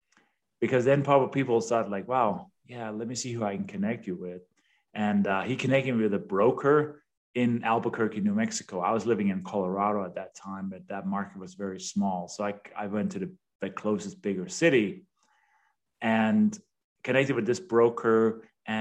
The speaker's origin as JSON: {"language": "English", "country": "Denmark", "tie": "born or raised there", "also_born_or_lived": "London", "second_language": "English", "moved": "as an adult", "lives_now": "United States", "said": "I was born and raised in Denmark, hence the name and the accent"}